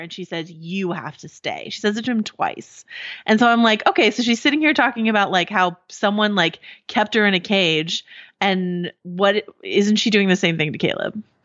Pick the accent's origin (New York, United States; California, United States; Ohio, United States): California, United States; Marin County; I grew up in Marin County